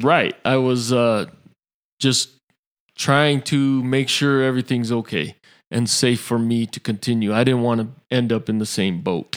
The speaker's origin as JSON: {"language": "English", "town": "Salt Lake City", "region": "Utah", "country": "United States", "tie": "born or raised there", "also_born_or_lived": "Hawaii / West Valley City, Utah", "said": "I was born in Salt Lake City"}